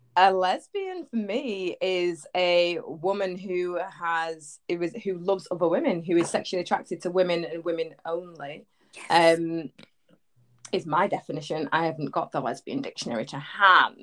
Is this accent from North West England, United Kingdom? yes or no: yes; Manchester, North West England, United Kingdom; accent: Manny; I'm from Manchester, so Oi! northwest.